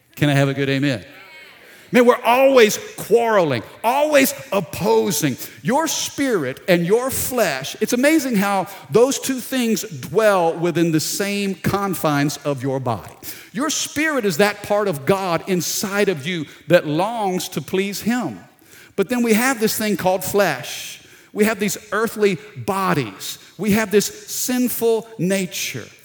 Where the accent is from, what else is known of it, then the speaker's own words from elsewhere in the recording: Baton Rouge, Louisiana, United States; I'm down in South Louisiana, Baton Rouge